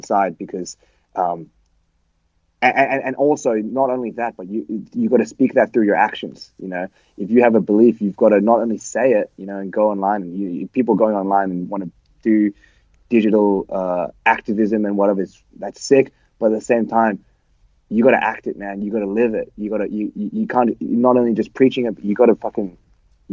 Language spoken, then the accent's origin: English; Australia; we're Australian hardcore. We're Australians.